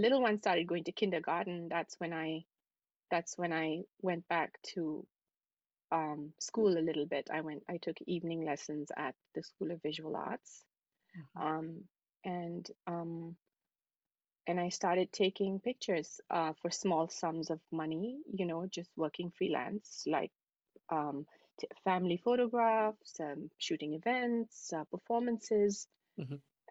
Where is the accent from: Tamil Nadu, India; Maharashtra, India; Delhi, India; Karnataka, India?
Delhi, India; New Delhi; moved away as an adult; also born or lived in Dubai / Manhattan, New York; now in New York City, United States; I was born in New Delhi and I lived there for most of my life, really, up until now.